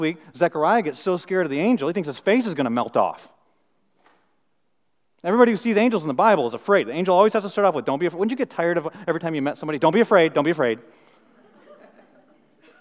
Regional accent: Flint, Michigan, United States; moved away; I'm from Flint, Michigan

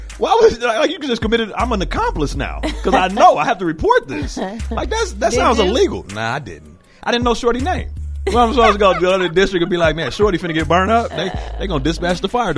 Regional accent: Zion, Illinois, United States; ZBTHS, my hometown

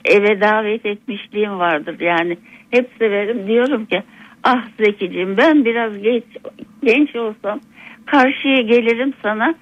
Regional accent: Çankırı Province, Turkey; also born or lived in Ankara / Canada; asıl Anadolu'luyum dedim, Çankırılıyım ben dedim

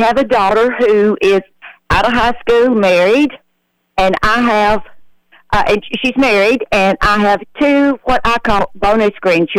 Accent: New Deal, Tennessee, United States; I always lived in Sumner County. I grew up in the New Deal area, which is between Portland and White House.

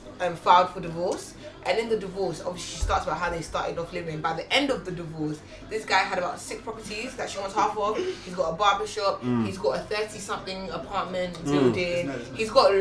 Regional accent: Ghana; Like even us, I think we connected over social media, being Ghanaian, that literally, kind of thing.

